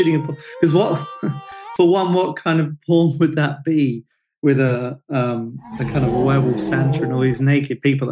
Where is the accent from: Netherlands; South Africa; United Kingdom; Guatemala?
United Kingdom; Hastings, South East England; I'm from Hastings